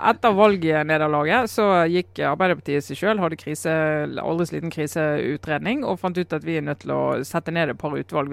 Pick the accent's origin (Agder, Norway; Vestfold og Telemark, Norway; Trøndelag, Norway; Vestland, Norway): Vestland, Norway; Hordaland; mitt gamle fylke Hordaland